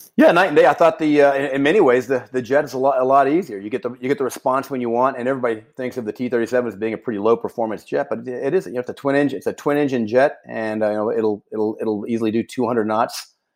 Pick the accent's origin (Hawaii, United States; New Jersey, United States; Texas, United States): Texas, United States; Houston; also born or lived in Arizona; I grew up right on the right on the gate, if you will, of NASA there uh, in the space program in Houston